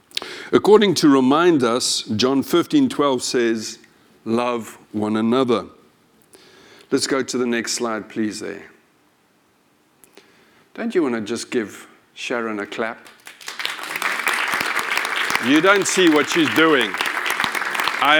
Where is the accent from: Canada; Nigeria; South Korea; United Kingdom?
United Kingdom; One of the things I like about being British is our politeness.